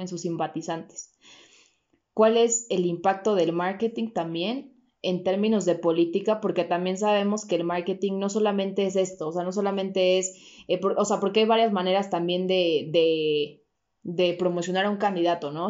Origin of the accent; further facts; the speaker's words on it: Mexico; como mexicanos